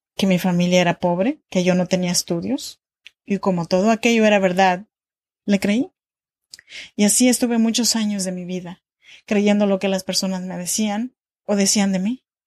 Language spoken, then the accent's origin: Spanish; Oaxaca, Mexico; moved away as an adult; now in Sacramento, United States; yo soy mexicana de Oaxaca, pero actualmente vivo en Sacramento, California, desde hace ya 13 años